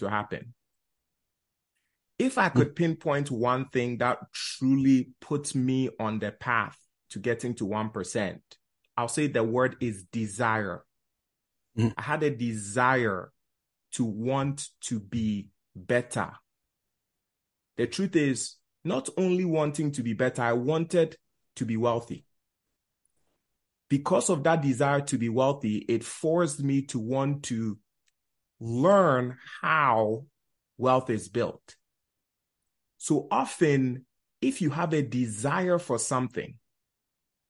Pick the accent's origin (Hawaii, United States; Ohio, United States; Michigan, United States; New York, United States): New York, United States; New York City; also born or lived in Ghana; Life started in Bronx, New York. We immigrated from Ghana, West Africa